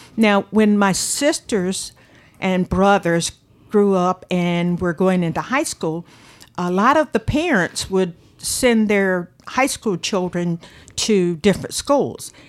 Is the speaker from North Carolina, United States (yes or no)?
yes; Manteo, North Carolina, United States; I was born in Manteo